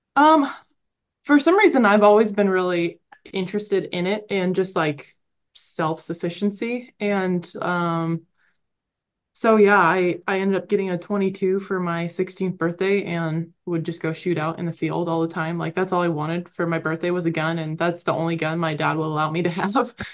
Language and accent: English; Oregon, United States; moved away; also born or lived in Idaho / Colorado; growing up in Oregon